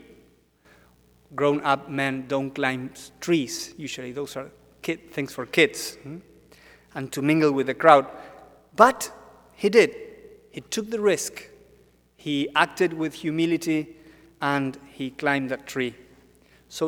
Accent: Argentina; now in Washington, D.C., United States; I'm from Argentina.

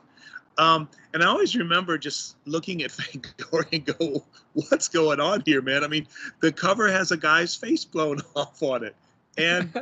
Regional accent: Cleveland, Ohio, United States; I grew up in Cleveland

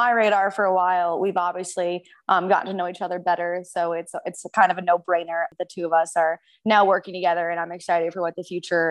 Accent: Hoboken, New Jersey, United States; moved away as an adult; now in North Carolina, United States; I'm originally from Hoboken, New Jersey.

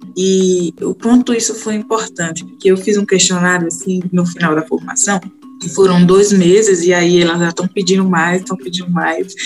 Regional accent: Crisópolis, Bahia, Brazil; eu sou do interior da cidade de Crisópolis, da Bahia. Então, eu moro na zona rural

